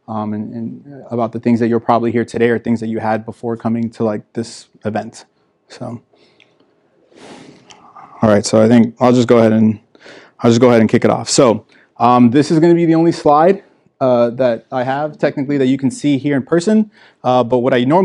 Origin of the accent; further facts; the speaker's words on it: Miami, Florida, United States; I grew up in Miami, Florida